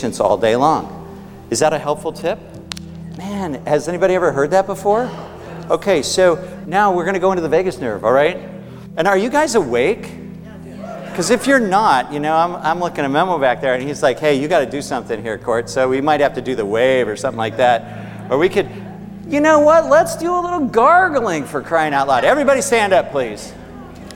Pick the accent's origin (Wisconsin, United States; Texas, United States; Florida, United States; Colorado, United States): Colorado, United States; Aspen; I grew up in Aspen.